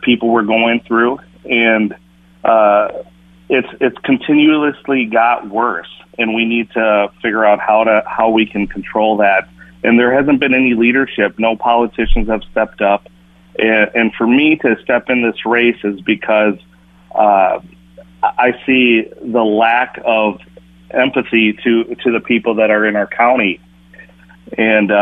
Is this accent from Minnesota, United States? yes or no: yes; Minneapolis, Minnesota, United States; I grew up in Minneapolis, and that's my base, and that's where my family lives